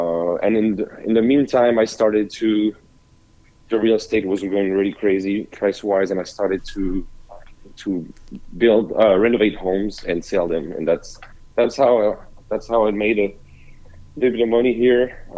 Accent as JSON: {"language": "English", "town": "Paris", "region": "Île-de-France", "country": "France", "tie": "born or raised there", "also_born_or_lived": "Montpellier, France", "moved": "as an adult", "lives_now": "Nashville, United States", "said": "I'm from Paris. I was born and raised in Paris, but I lived in the south of France, in Montpellier, for about 8 years, right before I moved to the U.S."}